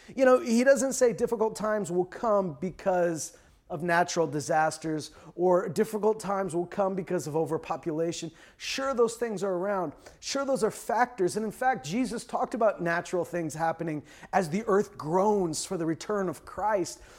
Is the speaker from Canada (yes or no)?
yes; Canada; a lot of us grew up, uh, in Canada watching Canadian T V